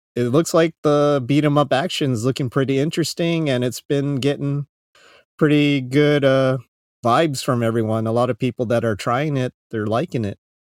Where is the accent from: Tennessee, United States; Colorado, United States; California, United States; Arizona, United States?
Arizona, United States; moved away as an adult; now in Japan; I'm from Arizona